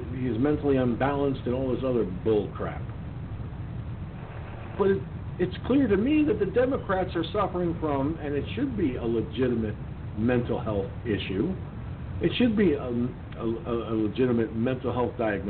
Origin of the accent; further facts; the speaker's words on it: Westchester County, New York, United States; moved away; I'm originally from Westchester County